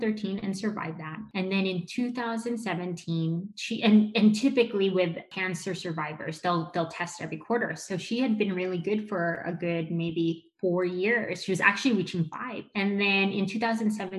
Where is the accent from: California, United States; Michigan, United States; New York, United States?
California, United States; Los Angeles; I was born here in Los Angeles